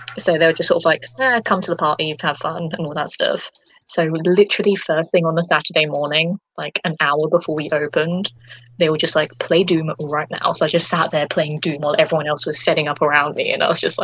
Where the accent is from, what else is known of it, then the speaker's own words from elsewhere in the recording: United Kingdom; accent: British; my authentic British accent